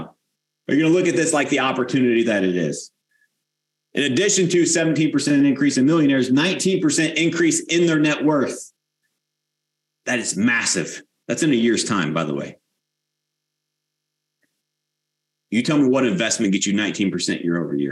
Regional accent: United States; we as the American people

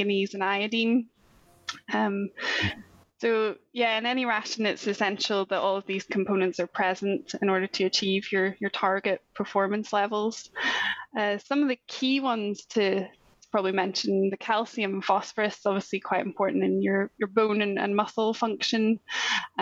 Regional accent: Northern Ireland, United Kingdom; also born or lived in Scotland; But I'm originally from Northern Ireland. I'm actually back there now working remotely for SAC.

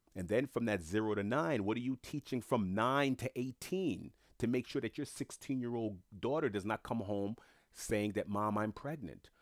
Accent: United States; I was born in America first generation

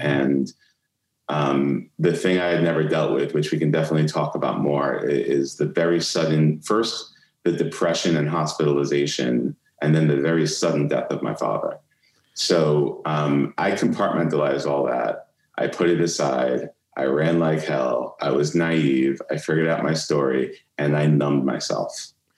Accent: New York City, New York, United States; moved away as an adult; also born or lived in Atlanta; I grew up in Brooklyn

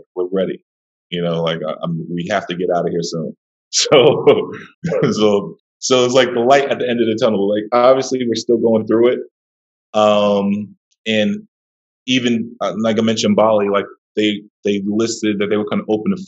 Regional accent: New York City, New York, United States; I'm originally from Brooklyn, New York

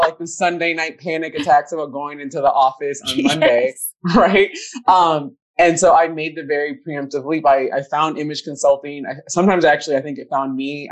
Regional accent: Minnesota, United States; black girl growing up in Minnesota

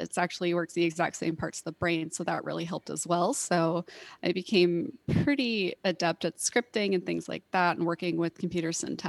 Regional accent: Tulsa, Oklahoma, United States; moved away as an adult; also born or lived in California / Hawaii; I was born and raised in Tulsa. I did do my excursions out in the rest of the world. I lived in California for a while in Hawaii, which was fun for a while, and moved back here for school.

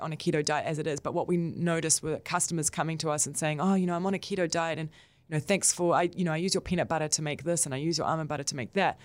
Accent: Israel; now in New Zealand; with my background, I was born in Israel

